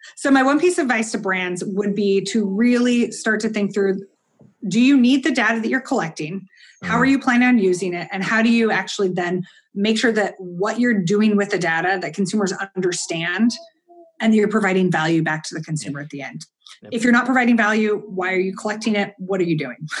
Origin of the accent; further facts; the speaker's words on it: United States; I'm an American